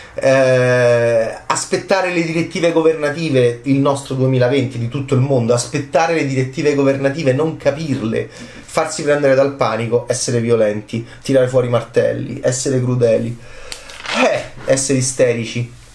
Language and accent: Italian; Italy; da italiano, ovviamente da analista italiano